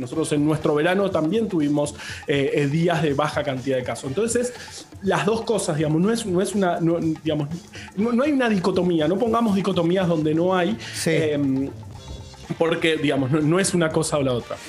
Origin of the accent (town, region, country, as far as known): Argentina